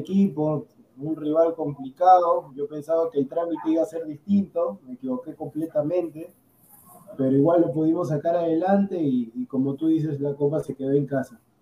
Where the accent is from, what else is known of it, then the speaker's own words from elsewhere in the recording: Peru; Yo en verdad soy peruano